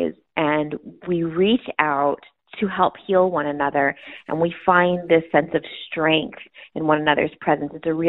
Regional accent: El Paso, Texas, United States; I was born and raised in El Paso, Texas.

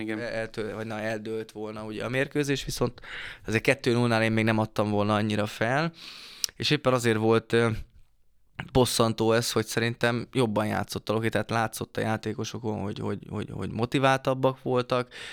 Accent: Debrecen, Hajdú-Bihar, Hungary; debreceni vagyok

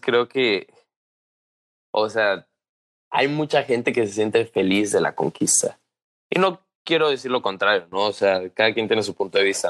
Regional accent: Mexico; como mexicanos

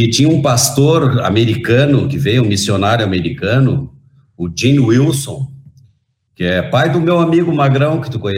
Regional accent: Rio Grande, Rio Grande do Sul, Brazil; born there; Eu nasci em Rio Grande e o meu pai, na época, tinha sido afastado do exército

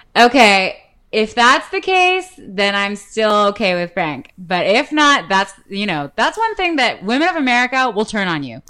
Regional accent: Canada; I'm Canadian.

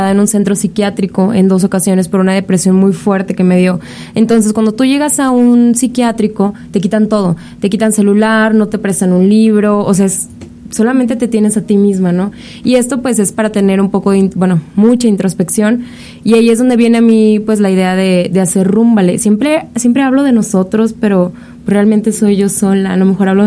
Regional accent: Monterrey, Nuevo León, Mexico; nosotros somos de la ciudad de Monterrey, vengo de Monterrey

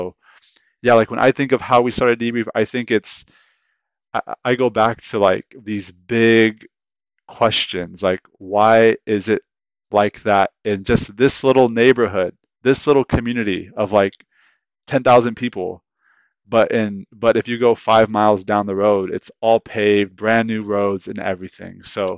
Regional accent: Modesto, California, United States; I'm 30 years old now. I moved to Modesto when I was 12 years old.

